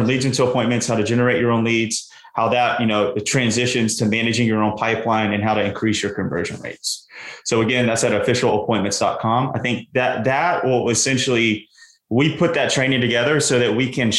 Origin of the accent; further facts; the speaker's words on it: the South, United States; I grew up in the South